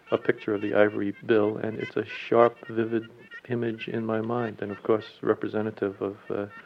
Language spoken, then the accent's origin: English; Long Island, New York, United States; moved away; I was brought up on Long Island, and uh, in the center of the island when my boyhood was all ponds and woods.